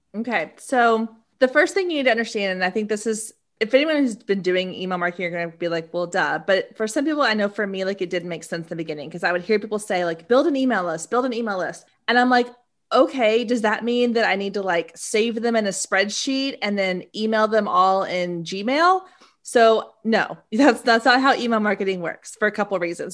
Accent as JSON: {"language": "English", "town": "Waco", "region": "Texas", "country": "United States", "tie": "born or raised there", "moved": "yes", "said": "I grew up in Waco, Texas"}